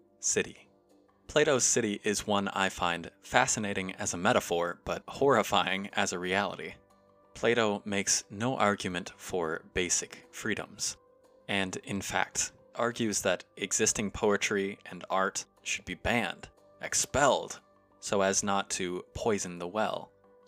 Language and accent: English; United States; As an American